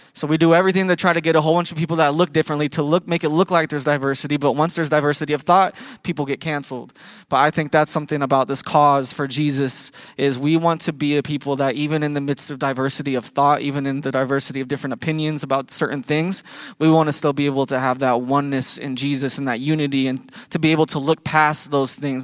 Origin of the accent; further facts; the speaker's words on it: Iowa, United States; we're from Iowa